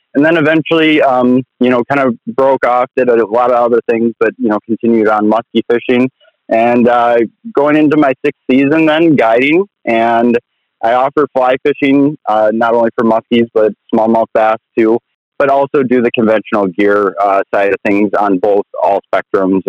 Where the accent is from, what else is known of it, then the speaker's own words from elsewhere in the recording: Minneapolis–Saint Paul, Minnesota, United States; I grew up in Minnesota, actually, kind of in the Twin Cities